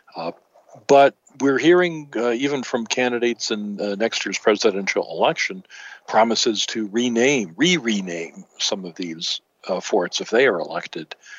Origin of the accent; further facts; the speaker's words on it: Michigan, United States; growing up in Michigan